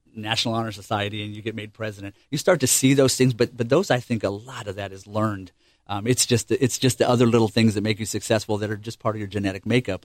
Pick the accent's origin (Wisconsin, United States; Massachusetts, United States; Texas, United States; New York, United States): Texas, United States; El Paso; moved away as an adult; also born or lived in Cherry Point, North Carolina; I'm, I'm from El Paso, Texas, and, um, we just moved here in July of last year